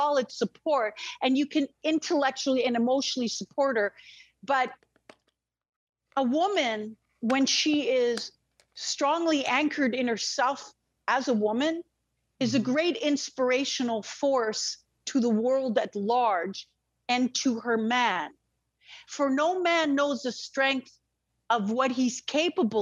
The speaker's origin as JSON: {"language": "English", "country": "Israel", "tie": "born or raised there", "moved": "yes", "said": "I'm Israeli, French, and Russian. I was born in Israel near the desert."}